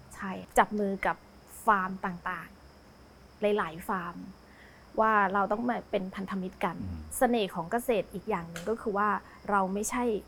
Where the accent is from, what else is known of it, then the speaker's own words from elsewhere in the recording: Nakhon Ratchasima, Thailand; เป็นคนอีสานบ้านเกิดอยู่ที่นครราชสีมา